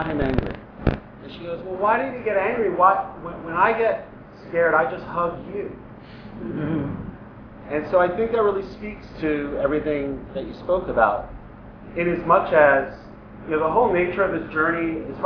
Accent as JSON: {"language": "English", "region": "New York", "country": "United States", "moved": "as an adult", "lives_now": "Los Angeles, United States", "said": "I'm from New York originally. I moved out to LA in 2002."}